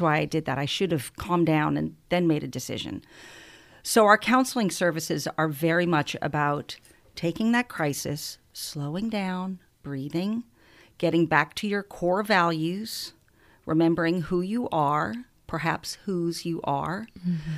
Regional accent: New Orleans, Louisiana, United States; I hail from New Orleans

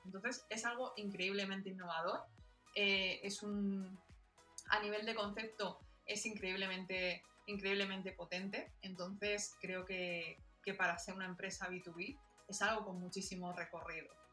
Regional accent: Alicante, Valencian Community, Spain; yo soy de Alicante

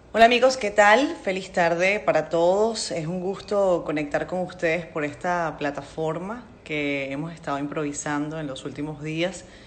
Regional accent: Venezuela; moved away as an adult; now in Dominican Republic; yo soy venezolana, resido en la República Dominicana desde hace nueve años

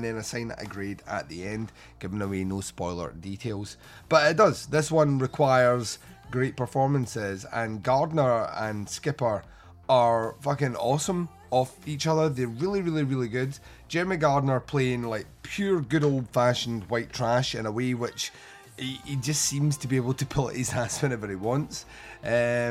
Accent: Scotland, United Kingdom; I am Scottish

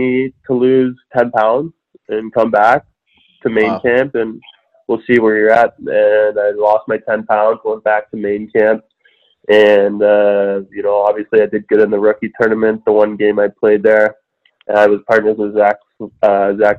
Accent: Georgetown, Ontario, Canada; I ended up playing for my hometown team, Georgetown Raiders

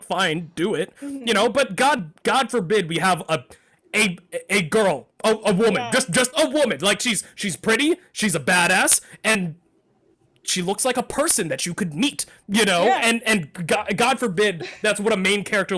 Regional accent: Texas, United States; I grew up in Texas

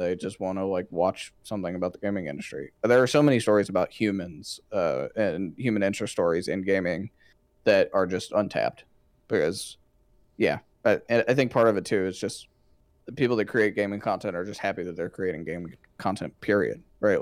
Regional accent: Georgia, United States; growing up in that part of Georgia

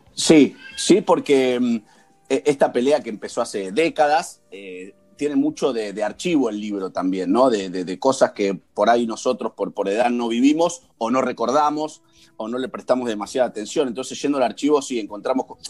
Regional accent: Argentina; nosotros como argentinos

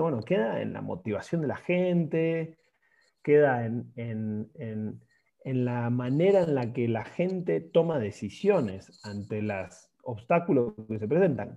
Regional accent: Argentina; now in Mexico; soy argentino, eh, ingeniero industrial de profesión, ex, ex fuerzas básicas de, New Soul Boys de Rosario

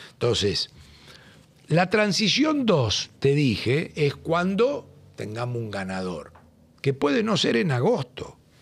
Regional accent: Argentina; cuando salí de la Argentina

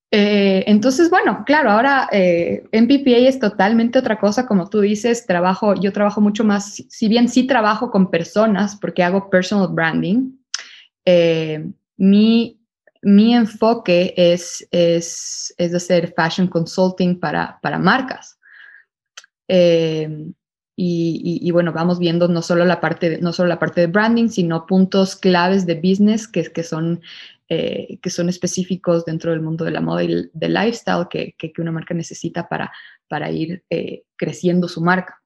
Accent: Ecuador; moved away as an adult; also born or lived in Barcelona, Spain / New York, United States; yo por el momento estoy based en Ecuador, yo soy de Ecuador

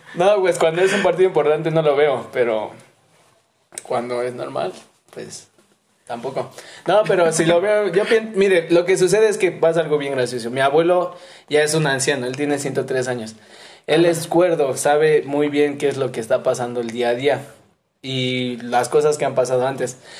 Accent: Mexico City, Mexico; moved away as an adult; now in Xalapa, Mexico; Y yo soy de la Ciudad de México, soy mero chilango, pero... Pero ahorita ando aquí en Jalapa

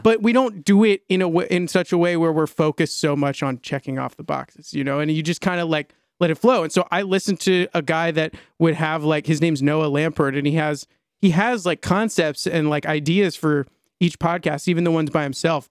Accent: Maryland, United States; I grew up in Maryland in a, like, about thirty, forty-five minutes outside of D C, north, uh, west of D C, um, in a suburb

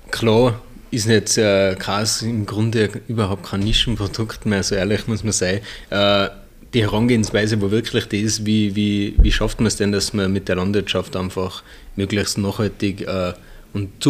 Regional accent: Hopfgarten, Tyrol, Austria; ähm, wir sind eigentlich in Hopfgarten auf dem Benningberg aufgewachsen. Ähm, auf dem Bauernhof, haben wir ähm, zwei ältere Schwestern noch.

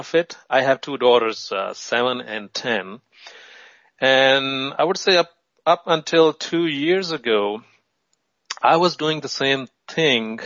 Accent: Pakistan; I was born in Pakistan

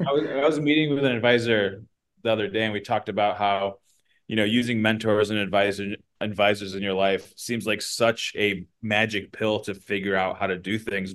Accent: Midwest, United States; we're from the Midwest, um, raised by you know first gener like a immigrant uh, mother

